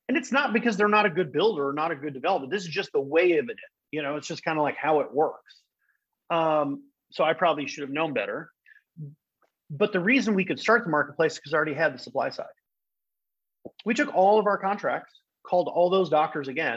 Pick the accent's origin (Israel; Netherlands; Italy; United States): Netherlands; moved away as an adult; also born or lived in England; I'm from the Netherlands. If you didn't know that, now you know. Born and raised.